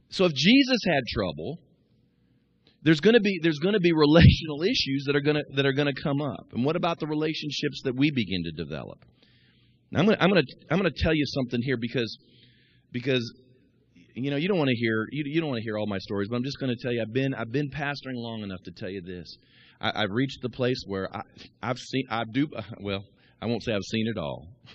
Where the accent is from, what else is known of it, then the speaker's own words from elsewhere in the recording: Kansas City, United States; moved away; also born or lived in Midwest; I grew up in Kansas City watching the Royals